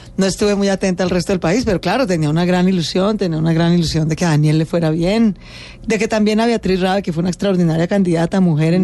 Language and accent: Spanish; Bogotá, Colombia; nací en Bogotá